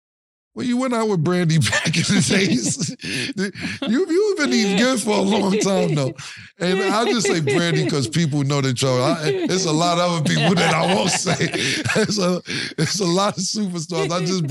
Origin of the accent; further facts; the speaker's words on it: Harlem, New York, United States; I'm from Harlem.